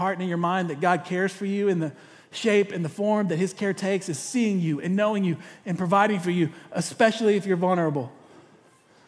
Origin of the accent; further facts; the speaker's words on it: East Texas, United States; also born or lived in Corpus Christi; I'm from East Texas